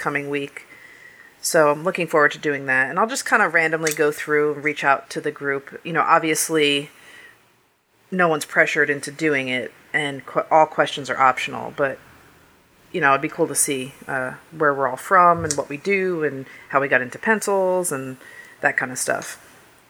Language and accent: English; New Jersey, United States; moved away; the town I grew up in New Jersey